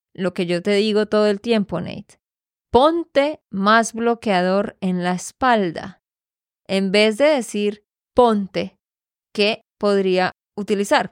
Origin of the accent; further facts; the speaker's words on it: Santander, Colombia; de Santander, Colombia